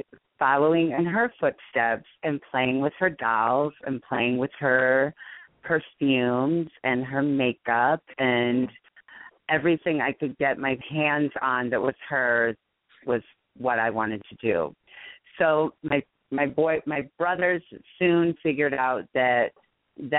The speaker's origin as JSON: {"language": "English", "town": "Waterloo", "region": "Iowa", "country": "United States", "tie": "born or raised there", "also_born_or_lived": "Hawaii / Chicago", "moved": "yes", "said": "I'm from Waterloo, Iowa, which is not a super small town, but obviously next to Chicago. It's a smaller town in Iowa. Very laid. I mean, it's like a laid back place, but it's a great place to grow up"}